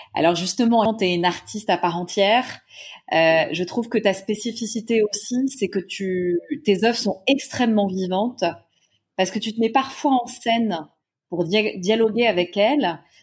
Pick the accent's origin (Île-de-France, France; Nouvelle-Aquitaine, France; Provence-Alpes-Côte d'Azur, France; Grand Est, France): Île-de-France, France; Paris; je suis parisienne